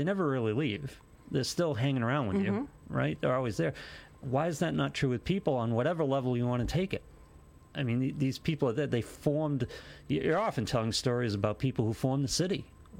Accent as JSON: {"language": "English", "town": "Haverhill", "region": "Massachusetts", "country": "United States", "tie": "born or raised there", "said": "I grew up in Haverhill."}